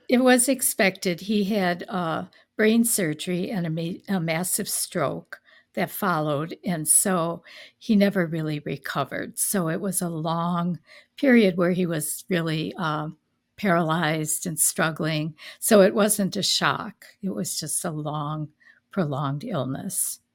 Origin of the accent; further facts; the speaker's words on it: Milwaukee, Wisconsin, United States; also born or lived in Fort Myers, Florida; I grew up in the Milwaukee area